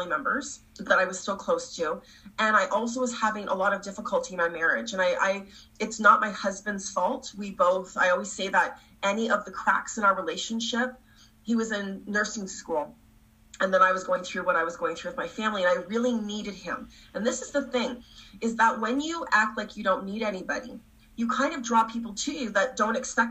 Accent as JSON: {"language": "English", "country": "Canada", "also_born_or_lived": "Toronto", "said": "I'm from Canada"}